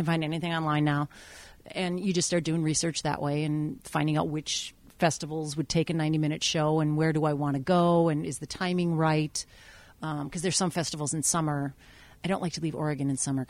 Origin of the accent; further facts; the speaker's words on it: Taiwan; born there; even though I was born in Taiwan.